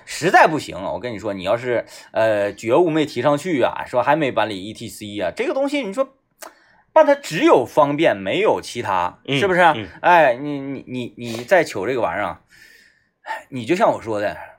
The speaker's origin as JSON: {"language": "Chinese", "town": "Baishan", "region": "Jilin", "country": "China", "tie": "born or raised there", "said": "我老家那边就是泉水特别多嘛， 嗯嗯 啊，弯沟 嗯 啊，是 嗯 那个白山那边"}